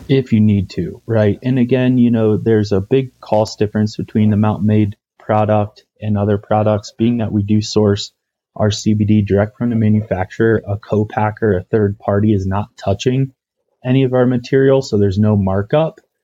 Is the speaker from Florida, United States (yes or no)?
no; Ohio, United States; moved away as an adult; also born or lived in Atlanta / Telluride, Colorado; now in Colorado, United States; packaging products that were being made in Ohio, my home state